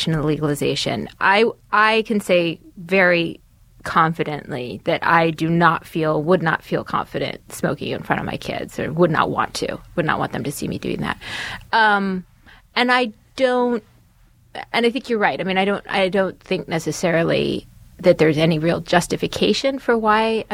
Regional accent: California, United States; I grew up in California

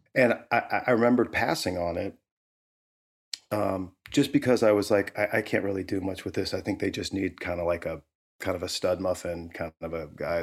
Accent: St. Louis, Missouri, United States; moved away as an adult; also born or lived in Alabama / Boulder, Colorado; growing up as a kid in Saint Louis

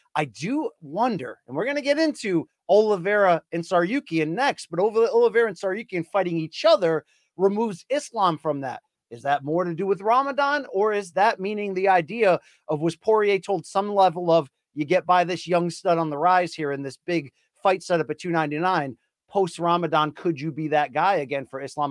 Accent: Naugatuck Valley, Connecticut, United States; also born or lived in Greater Hartford; I reside there. I'm from the Naugatuck Valley.

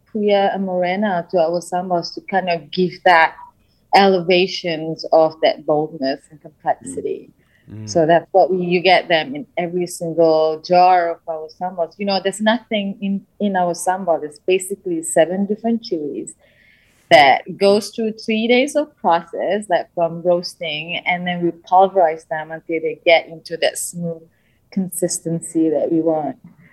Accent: Malaysia; now in Bay Area, United States; I am from Malaysia

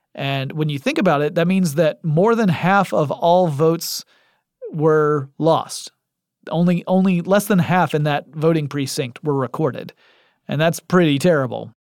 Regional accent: Atlanta, Georgia, United States; my hometown in Atlanta, Georgia

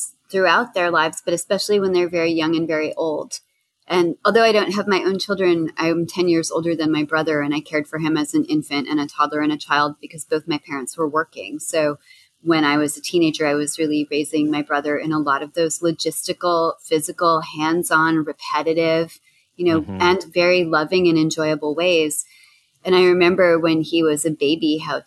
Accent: New Jersey, United States; now in Boston, United States; I'm from Jersey

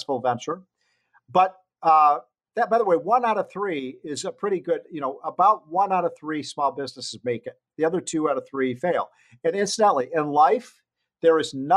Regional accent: Illinois, United States; my home state of Illinois

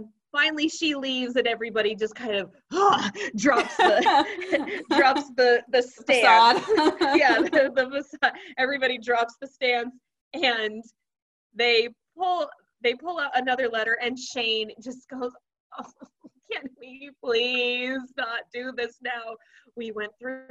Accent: Texas, United States; I'm a Texan

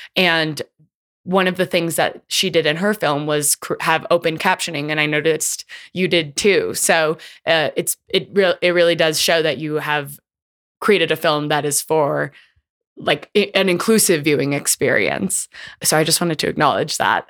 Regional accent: California's Bay Area, United States; my hometown, California's Bay Area

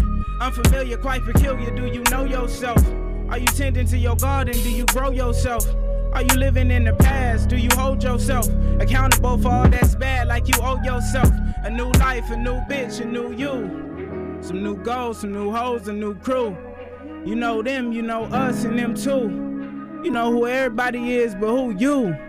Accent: Vallejo, California, United States; I'm from Vallejo, California. Bay from Area, California.

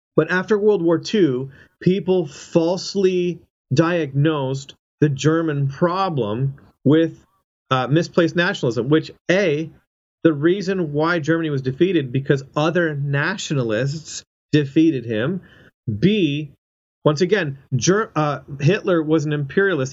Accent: Canada; moved away as an adult; now in United States; I'm a Canadian and I, I live in the United States and uh, you know on a visa um, and I've been here for for 10 years

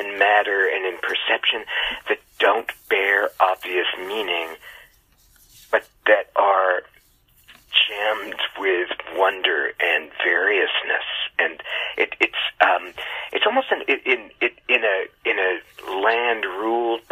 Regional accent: California suburb, United States; I am just an American child, a California suburb child.

